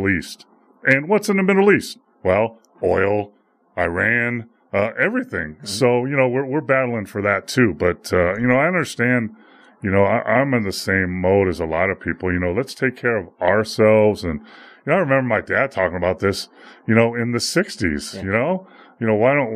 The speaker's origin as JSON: {"language": "English", "country": "Poland", "moved": "yes", "said": "my home country, Poland."}